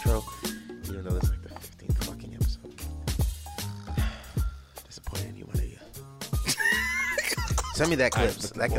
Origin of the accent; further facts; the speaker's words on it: Philadelphia, Pennsylvania, United States; I'm from Philly